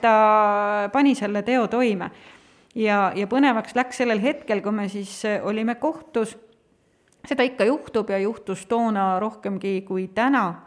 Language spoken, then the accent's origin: Estonian; Tartu, Tartu County, Estonia; Tartust tulen, sealt ma olen pärit